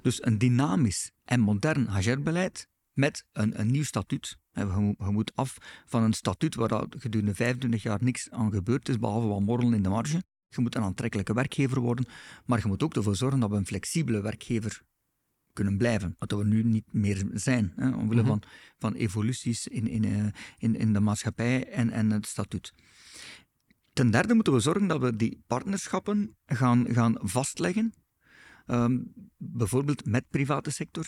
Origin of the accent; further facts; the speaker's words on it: Belgium; wij als Belgen